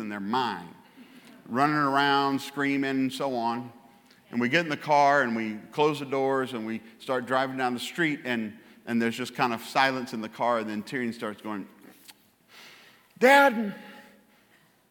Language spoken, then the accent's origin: English; Louisiana, United States; I'm from Louisiana